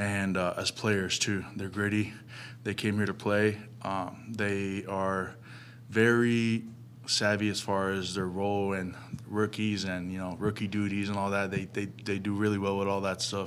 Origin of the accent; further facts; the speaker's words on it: Las Vegas, Nevada, United States; also born or lived in New York; now in Phoenix, United States; I'm definitely a Deseret at heart because I grew up in Vegas